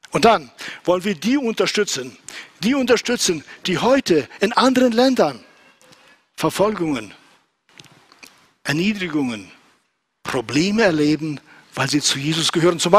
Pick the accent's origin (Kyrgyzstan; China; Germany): Kyrgyzstan; moved away; also born or lived in Southern Russia; wir kamen aus Südrussland nach Zentralasien und nach Kirgisistan, wo ich groß geworden bin.